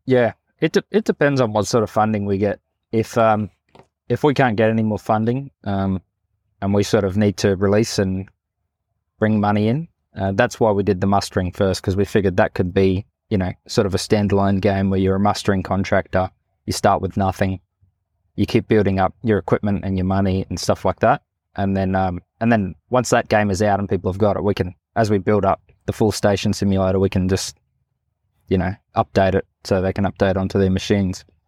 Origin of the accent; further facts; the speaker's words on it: Northern Territory, Australia; also born or lived in Katherine; I grew up here in the Northern Territory